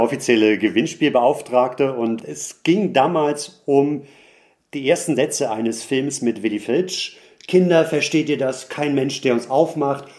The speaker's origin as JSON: {"language": "German", "region": "Hamburg", "country": "Germany", "tie": "born or raised there", "said": "Hamburg, in meine Heimatstadt"}